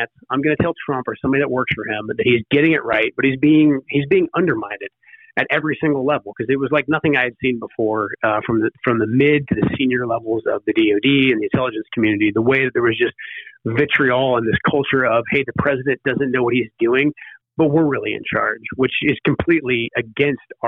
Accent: Portland, Oregon, United States; now in Washington, United States; my hometown, Portland, Oregon, close to the district I live in now

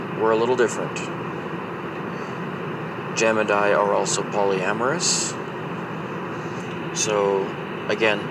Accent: Alberta, Canada; I'm from Alberta, Canada.

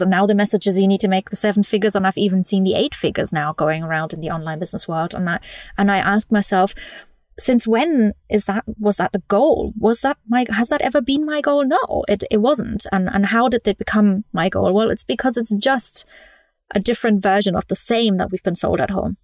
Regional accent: Munich, Bavaria, Germany; moved away; also born or lived in London; I grew up in Germany

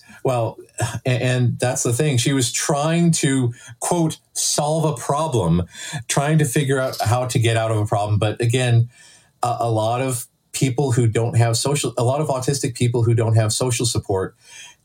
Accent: Lexington, Kentucky, United States; I grew up in Lexington

